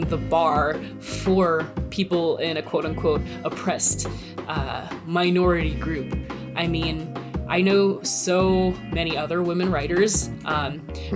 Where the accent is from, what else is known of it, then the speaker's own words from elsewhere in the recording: Florida, United States; I'm from Florida